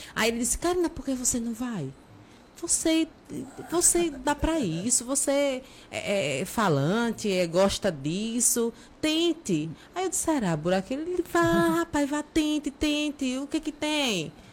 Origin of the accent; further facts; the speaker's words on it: Aracaju, Sergipe, Brazil; now in Nossa Senhora da Glória, Brazil; sou natural de Aracaju, mas é, atualmente Sou cidadã gloriense também